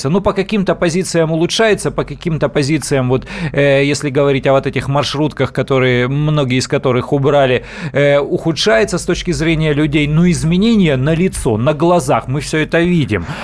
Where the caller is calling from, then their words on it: Novosibirsk, Novosibirsk Oblast, Russia; Э, здравствуйте, я из Новосибирска.